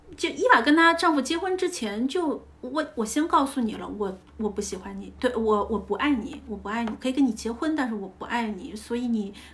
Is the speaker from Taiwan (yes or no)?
no; China; 就像我们中国人的相处，我们不表达，但我们的这爱里都在每一顿饭当中